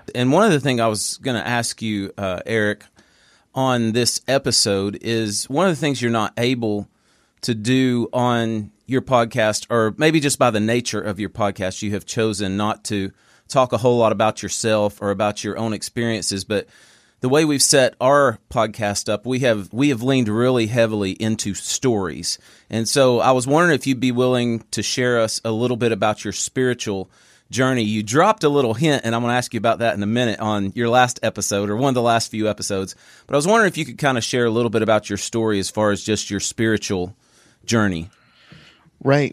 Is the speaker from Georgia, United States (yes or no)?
no; California, United States; I'm from California